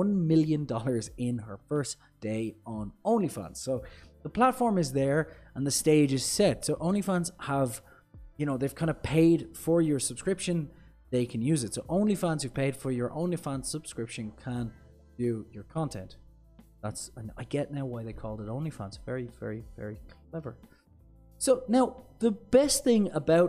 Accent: Ireland; I'm Irish

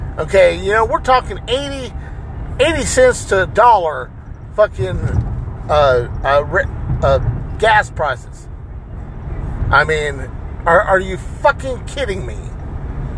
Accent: United States; I'm Hispanic and Native American, okay? I'm American. I was born here in the United States.

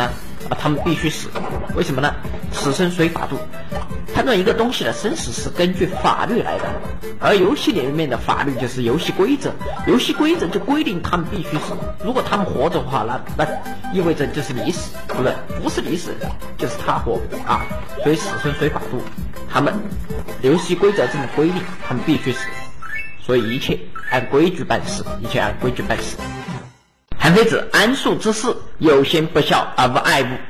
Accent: China; 我们中国人口这么多啊，很多人就没有做到有信而无诈。

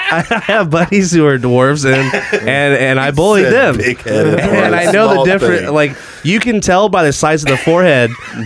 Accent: Greenfield, Indiana, United States; also born or lived in Fortville, Indiana; I grew up in Greenfield and Fortville

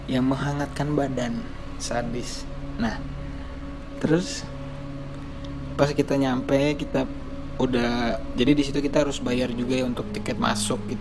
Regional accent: Indonesia; gue bukan orang Portugal gue asli Indonesia

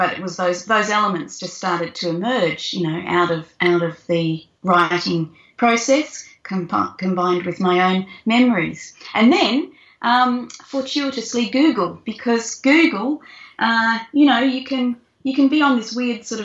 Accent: Carnarvon, Western Australia, Australia; I grew up in Carnarvon and we had a Galah out in the backyard

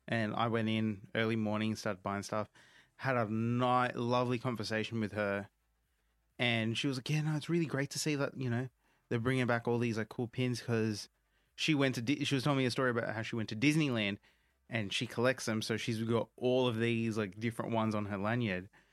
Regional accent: India; as an Indian myself

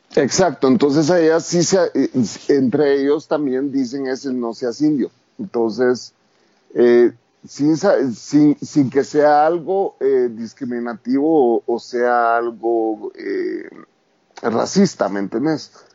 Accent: Guatemala; also born or lived in New York; crecimos dentro de comunidades indígenas

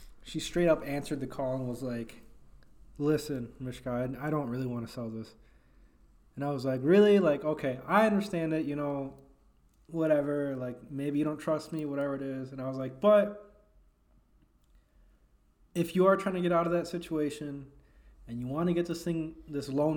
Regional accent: Elgin, Illinois, United States; I'm from Elgin. I was born and raised in Elgin

